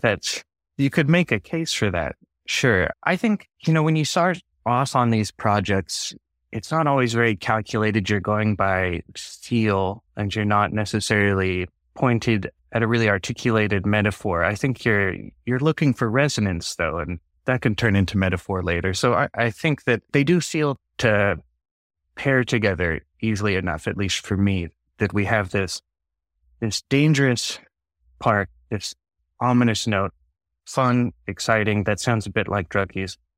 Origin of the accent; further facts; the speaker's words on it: Portland, Oregon, United States; We grew up in Portland